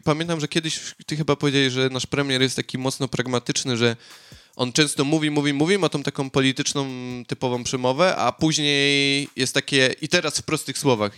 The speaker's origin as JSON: {"language": "Polish", "country": "Poland", "moved": "yes", "said": "nie uciekłem z Polski przed, przed wojną"}